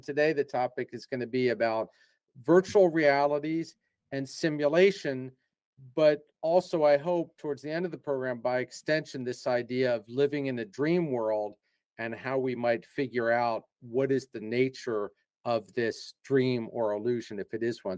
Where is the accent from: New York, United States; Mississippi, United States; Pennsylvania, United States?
Pennsylvania, United States; Philadelphia; moved away as an adult; also born or lived in England / Portugal / Brazil / Japan; I'm actually from the Philadelphia area, and I like to tell people I'm just a regular Philadelphia guy.